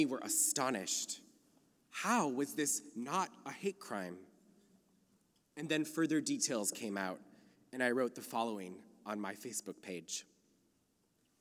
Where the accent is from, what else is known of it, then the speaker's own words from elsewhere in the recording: Minnesota, United States; now in California, United States; I come to you from Minnesota, a place the local Jews call the land of the frozen chosen